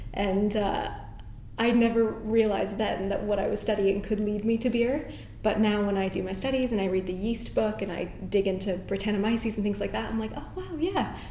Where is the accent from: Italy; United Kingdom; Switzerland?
United Kingdom; Northern Ireland; also born or lived in New York; now in London, United Kingdom; I had two cousins living here, again, growing up in Northern Ireland. I'm a British citizen, so I was able to move here